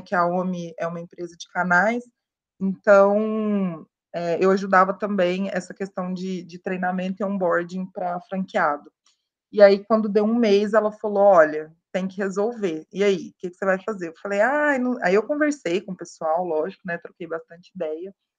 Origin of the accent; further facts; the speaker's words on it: Uberaba, Minas Gerais, Brazil; moved away as an adult; also born or lived in São Paulo; estava lá em Uberaba, né? Eu sou de Minas, interior, aquela coisa, aquela, aquele tédio